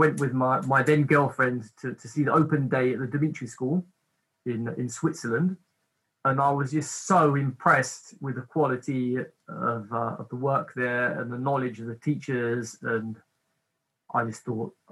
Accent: England, United Kingdom; also born or lived in Cornwall; basically I was brought up in England. My mother's side of the family is from London. My father's side of the family is from Cornwall, from the very tip, from Penzance. And just before I was a teenager, we moved to Cornwall.

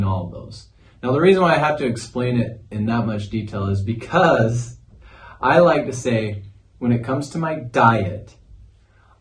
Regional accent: Cache Valley, Northern Utah, United States; moved away as an adult; now in St. George, United States; I'm from Cache Valley, Northern Utah

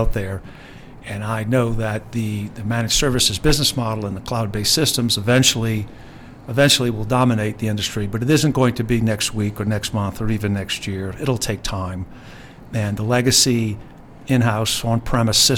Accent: New Orleans, Louisiana, United States; my hometown this weekend of New Orleans

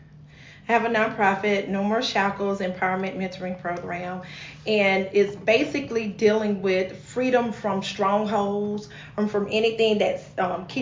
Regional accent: Thomasville, Georgia, United States; I'm born and raised in the great city of Thomasville, Georgia.

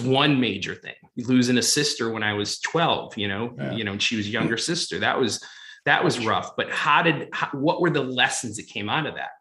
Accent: Boston, Massachusetts, United States; now in Los Angeles, United States; growing up in Fenway and the Garden and, you know, Foxborough, but coming out

